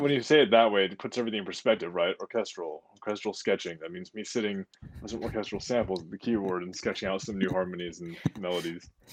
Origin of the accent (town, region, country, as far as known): United States